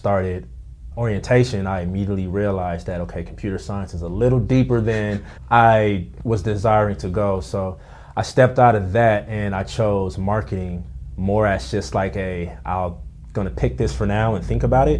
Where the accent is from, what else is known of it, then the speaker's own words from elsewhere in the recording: Pasadena, California, United States; also born or lived in Altadena; now in West Covina, United States; I grew up in Pasadena